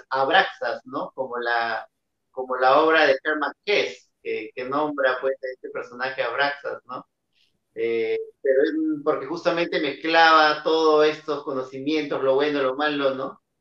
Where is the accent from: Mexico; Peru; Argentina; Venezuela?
Peru; en mi país, ¿no? que es un país donde el teatro en sí, en per se, eh, ya tiene una postura muy social, ¿no?